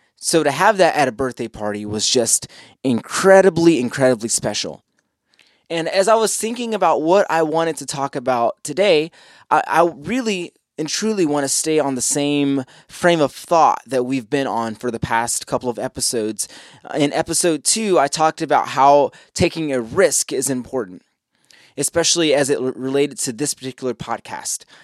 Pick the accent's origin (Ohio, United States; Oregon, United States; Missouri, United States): Ohio, United States; Columbus; moved away as an adult; now in Charlotte, United States; I left my home state. I left, I left Columbus, Ohio